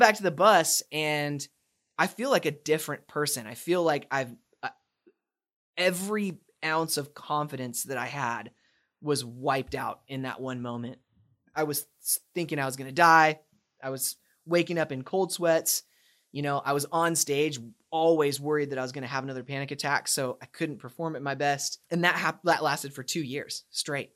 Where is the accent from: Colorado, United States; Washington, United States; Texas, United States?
Washington, United States; Spokane; moved away as an adult; also born or lived in Dallas; born and raised in Spokane, Washington